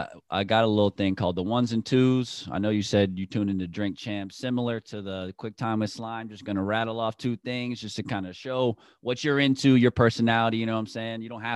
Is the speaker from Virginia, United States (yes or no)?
no; near south of Philadelphia, Pennsylvania, United States; I grew up like kind of near south of Philly.